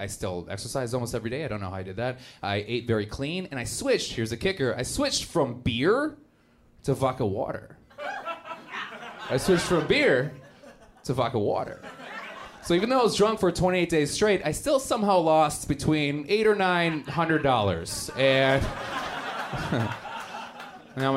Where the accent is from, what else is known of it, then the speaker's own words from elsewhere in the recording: Milwaukee, Wisconsin, United States; accent: Wisconsin vernacular; I'm actually from Milwaukee, Wisconsin. That's where I grew up